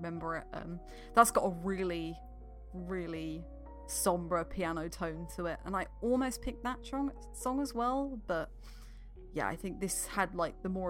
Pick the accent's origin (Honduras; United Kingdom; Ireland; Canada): United Kingdom; I'm British